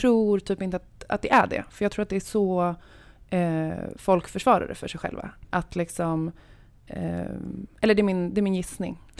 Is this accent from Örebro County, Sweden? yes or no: yes; Örebro, Örebro County, Sweden; jag kommer från Örebro